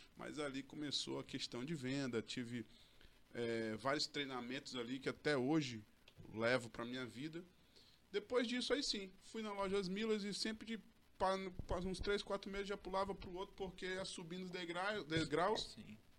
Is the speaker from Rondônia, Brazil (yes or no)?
yes; Porto Velho, Rondônia, Brazil; eu sou daqui de Porto Velho mesmo, tá? É, estudei lá desde o início lá, Colégio Samaritana